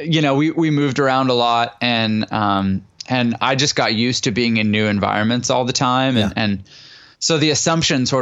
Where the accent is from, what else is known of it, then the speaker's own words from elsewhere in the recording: Vancouver, British Columbia, Canada; moved away as an adult; also born or lived in Toronto / Nashville / San Diego; now in United States; I'm Canadian. I'm from, Vancouver originally. And then, Toronto the area, kind of more recently.